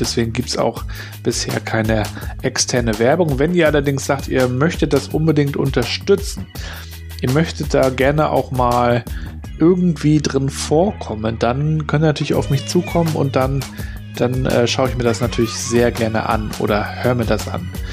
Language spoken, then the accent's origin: German; Rostock, Mecklenburg-Vorpommern, Germany; als Rostocker